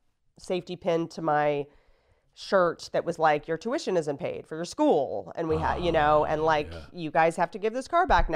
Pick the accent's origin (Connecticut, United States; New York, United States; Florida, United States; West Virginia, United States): West Virginia, United States; Harpers Ferry; also born or lived in Roanoke, Virginia / Washington, District of Columbia, United States; I come from West Virginia, a place called Harper's Ferry, Roanoke, Virginia, DC, and I was back and forth, right?